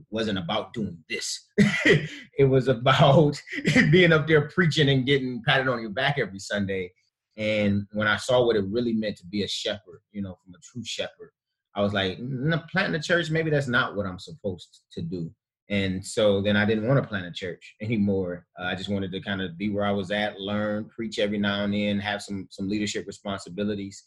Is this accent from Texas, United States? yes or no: no; Cleveland, Ohio, United States; born and raised in Cleveland, Ohio.